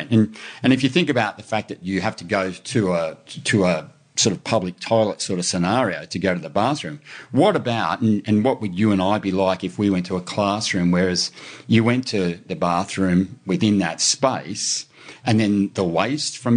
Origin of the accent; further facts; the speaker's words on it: Brisbane, Queensland, Australia; I grew up in Brisbane, man.